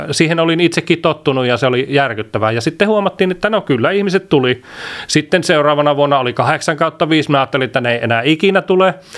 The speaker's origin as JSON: {"language": "Finnish", "town": "Iisalmi", "region": "North Savo", "country": "Finland", "tie": "born or raised there", "said": "meillä on Iisalmessa semmoinen, mistä mä oon kotoisin"}